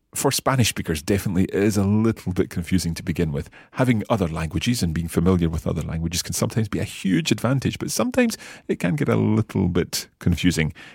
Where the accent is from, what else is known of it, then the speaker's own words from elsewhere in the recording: Scotland, United Kingdom; being Scottish